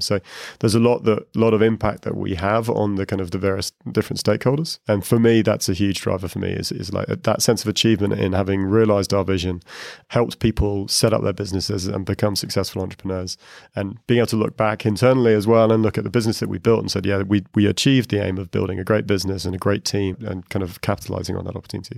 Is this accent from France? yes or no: no; United Kingdom; moved away as an adult; also born or lived in Asia; now in Dublin, Ireland; I'm a Brit. I just moved to Dublin to Ireland.